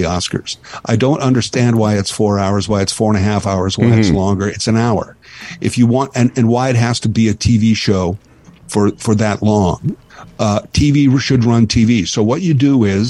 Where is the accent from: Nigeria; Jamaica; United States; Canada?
Canada